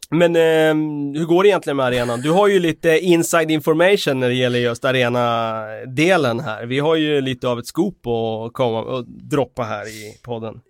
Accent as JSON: {"language": "Swedish", "town": "Västerås", "region": "Västmanland", "country": "Sweden", "moved": "yes", "said": "hemma i Västerås"}